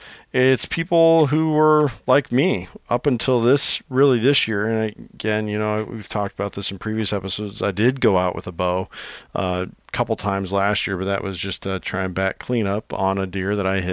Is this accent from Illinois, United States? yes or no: yes; Illinois, United States; growing up in Illinois